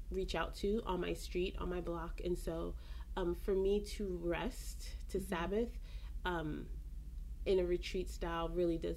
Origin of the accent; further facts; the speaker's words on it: Belize; I'm from Belize